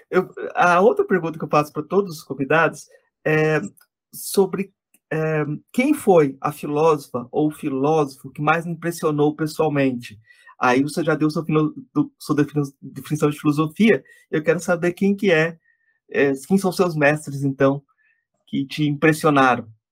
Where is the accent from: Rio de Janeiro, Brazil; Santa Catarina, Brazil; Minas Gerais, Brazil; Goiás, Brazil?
Goiás, Brazil; Jataí; moved away as an adult; Eu voltei para minha cidade natal, que é o interior de Goiás